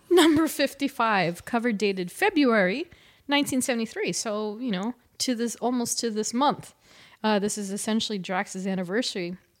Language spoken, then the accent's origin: English; California, United States; We're both from California